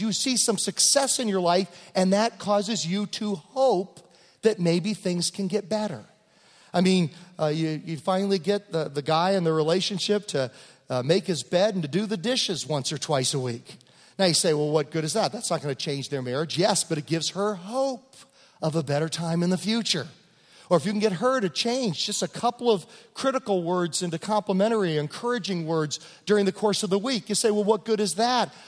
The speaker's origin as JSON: {"language": "English", "region": "Virginia", "country": "United States", "tie": "born or raised there", "moved": "yes", "said": "when I grew up in Virginia"}